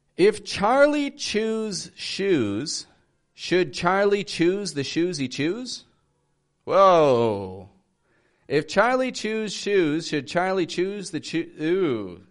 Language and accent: English; Toronto, Ontario, Canada; I'm from Toronto, Canada